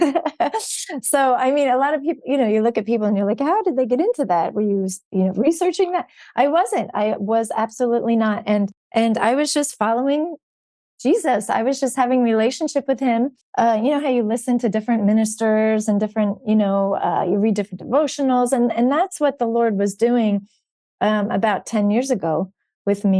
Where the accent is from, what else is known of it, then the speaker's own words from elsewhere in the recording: New Jersey, United States; moved away as an adult; also born or lived in Georgia / Washington, D.C. / Charleston; now in Florida, United States; I'm actually originally born and raised in New Jersey